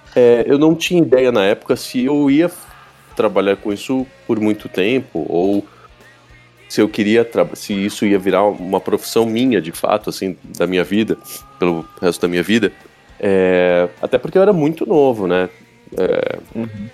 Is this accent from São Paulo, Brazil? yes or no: yes; São Paulo, Brazil; Eu moro, sou de São Paulo, né? Moro, nasci, moro aqui.